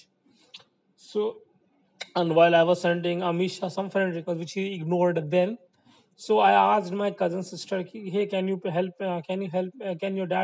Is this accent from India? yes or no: yes; India; I'm from India